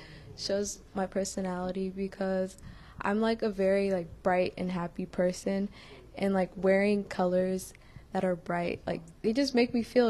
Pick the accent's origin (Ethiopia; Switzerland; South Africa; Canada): Ethiopia; now in United States; I'm from Ethiopia, and that's like it's always like sunshiny, like sun's always out there